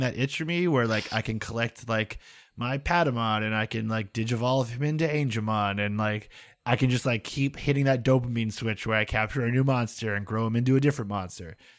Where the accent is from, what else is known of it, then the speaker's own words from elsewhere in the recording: United States; along one highway that I grew up on